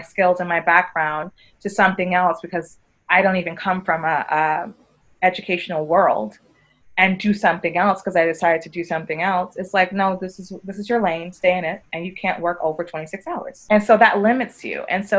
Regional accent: New York, United States; moved away as an adult; also born or lived in Barcelona, Spain / Madrid, Spain; now in Spain; me being a native New Yorker

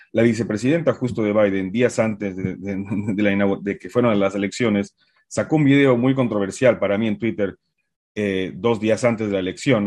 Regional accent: Uruguay; also born or lived in Bolivia; now in United States; yo soy de Uruguay, viví antes en Bolivia y estaba en Bolivia eh, cuando, cuando acabé mi licenciatura

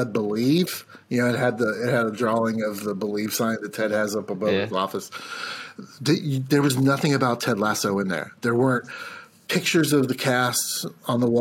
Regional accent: United States; as an American

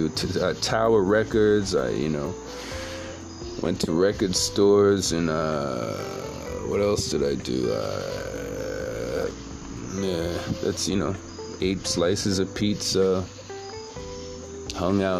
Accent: Jamaica; I'm not Haitian, I'm Jamaican.

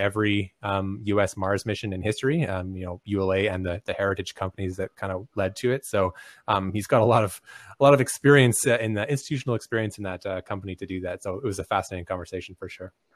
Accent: Canada; I'm Canadian

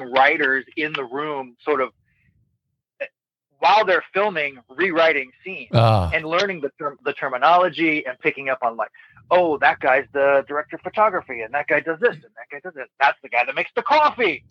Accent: Monterey, California, United States; moved away as an adult; my hometown of Monterey

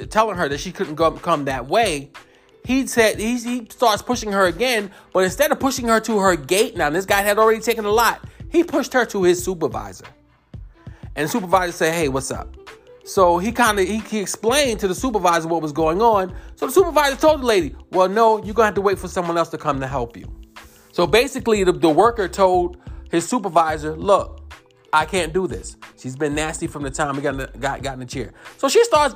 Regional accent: New York, United States; I'm from New York

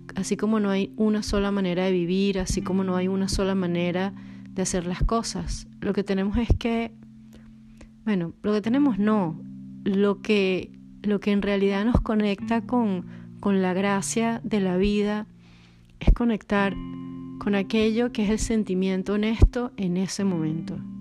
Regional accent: Caracas, Capital District, Venezuela; also born or lived in Poland / Brazil; now in Portugal; soy de Caracas

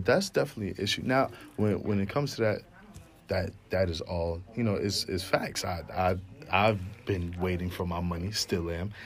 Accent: Westbury, New York, United States; moved away as an adult; I am from Long Island, New York, Westbury to be exact. Shout out to Nassau County

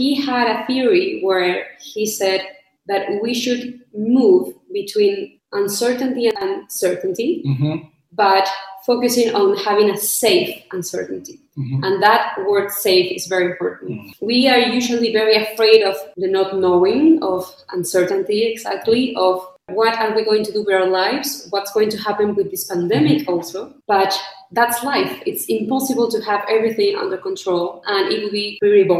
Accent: Chile; I'm from Chile

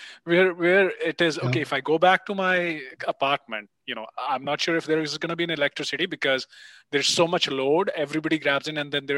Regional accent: Chandigarh, India; moved away; also born or lived in Mumbai; my hometown will show up. You know, it's Chandigarh, northern part of India

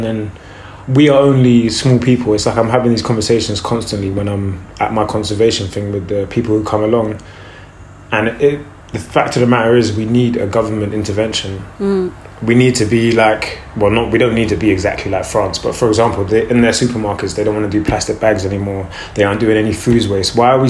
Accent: Brixton, London, United Kingdom; So when we were kids, like we lived in Brixton at first of all, which there's Brockwell Park

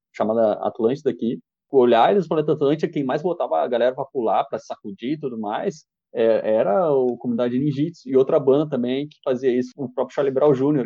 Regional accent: Brazil

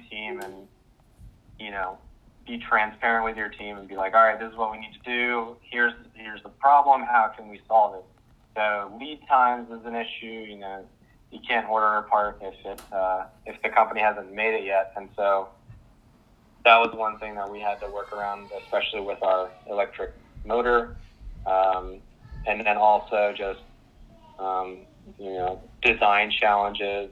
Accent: Powhatan, Virginia, United States; I'm from Powhatan, Virginia

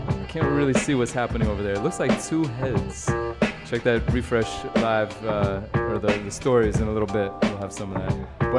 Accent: New York City, New York, United States; my fellow Brooklyn native

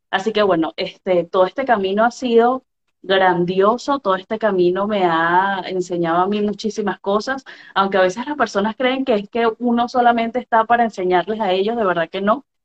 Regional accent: Venezuela; soy venezolana, periodista venezolana.

